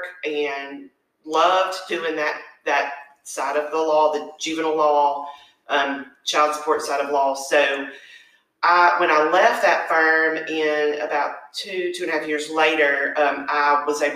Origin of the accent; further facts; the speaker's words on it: Roanoke, Alabama, United States; moved away as an adult; now in Athens, United States; I grew up in Roanoke, Alabama.